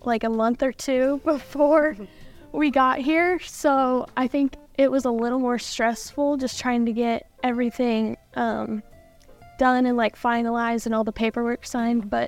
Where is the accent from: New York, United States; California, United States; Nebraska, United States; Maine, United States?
Nebraska, United States; Bennington; growing up in Nebraska